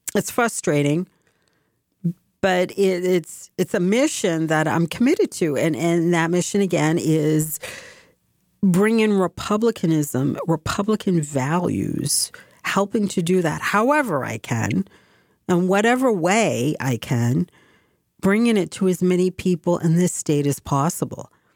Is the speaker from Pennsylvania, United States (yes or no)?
no; Massachusetts, United States; my home state